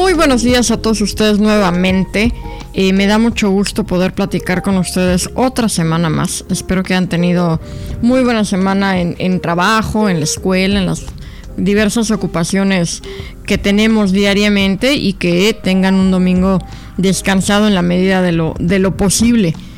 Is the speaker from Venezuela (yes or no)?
no; Mexico; now in United States; venimos de México